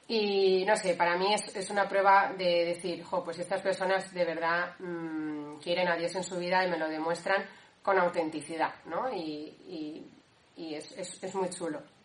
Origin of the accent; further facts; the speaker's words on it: Valencia, Valencian Community, Spain; moved away as an adult; now in Cantabria, Spain; soy de Valencia, eh, bueno, del núcleo de Valencia